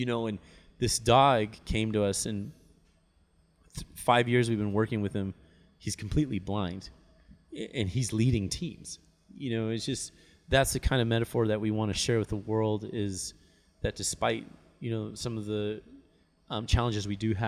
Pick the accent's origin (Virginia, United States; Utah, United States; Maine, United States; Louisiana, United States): Utah, United States; Park City; And I, growing up in Park City, you know, normally in November, our temperatures, if it didn't snow, at least our temperatures were really cool